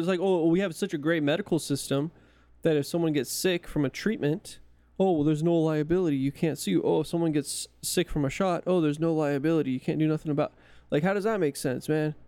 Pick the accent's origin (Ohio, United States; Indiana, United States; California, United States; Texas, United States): California, United States; accent: California; I am from California